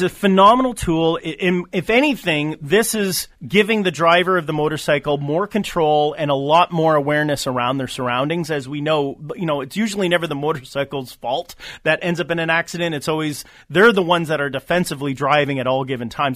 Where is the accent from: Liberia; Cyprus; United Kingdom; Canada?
Canada; as a Canadian, I work both sides of the border